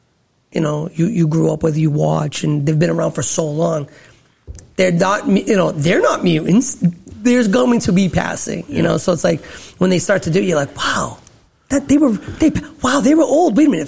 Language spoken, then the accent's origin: English; Cambridge, Massachusetts, United States; We live in Massachusetts. I'm from Cambridge.